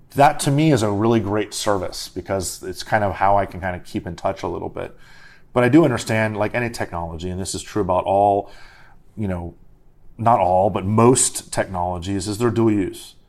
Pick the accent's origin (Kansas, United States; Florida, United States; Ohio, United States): Florida, United States; Miami; now in Washington, D.C., United States; I'm from Miami originally